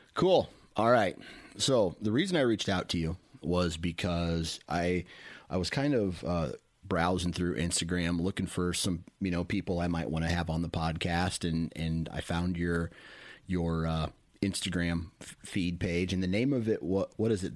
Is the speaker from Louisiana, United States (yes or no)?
no; Mount Pleasant, Iowa, United States; I grew up in Mount Pleasant